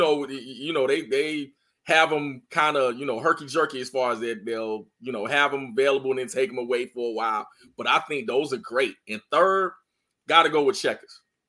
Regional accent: North Carolina, United States; I'm from North Carolina.

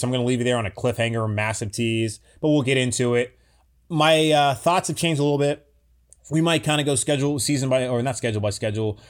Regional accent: Charlotte, North Carolina, United States; my hometown of Charlotte, North Carolina

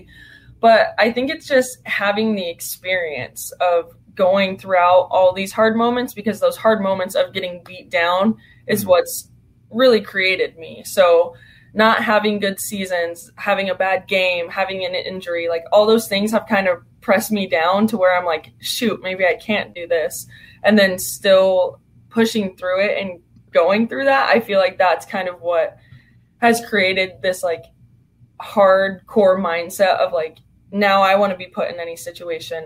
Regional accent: California, United States; I'm from California

